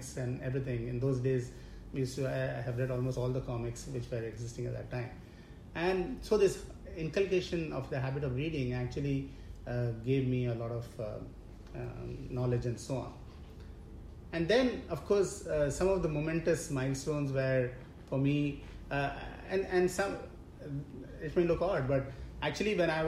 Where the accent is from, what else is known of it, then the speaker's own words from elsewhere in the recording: Mumbai, Maharashtra, India; I was born and brought up in Mumbai